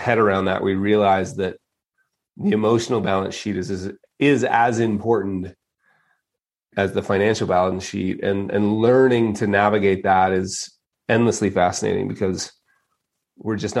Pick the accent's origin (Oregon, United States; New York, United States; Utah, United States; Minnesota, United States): Utah, United States; moved away; also born or lived in Las Vegas; born and raised in Utah